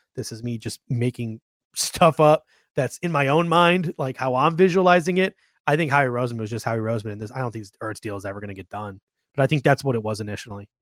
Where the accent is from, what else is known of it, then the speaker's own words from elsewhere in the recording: Grand Island, New York, United States; now in Phoenix, United States; I grew up in Grand Island